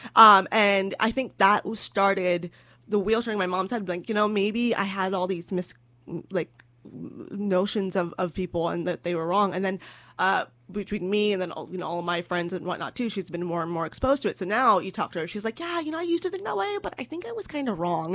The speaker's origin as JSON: {"language": "English", "region": "California", "country": "United States", "said": "I'm from California."}